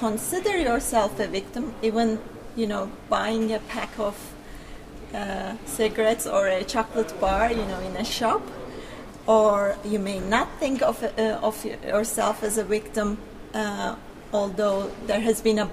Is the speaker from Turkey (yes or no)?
yes; Turkey; moved away as an adult; now in Belfast, United Kingdom; I'm originally from Turkey, and I've been working here at Queen's in architecture as a lecturer for more than 6 years now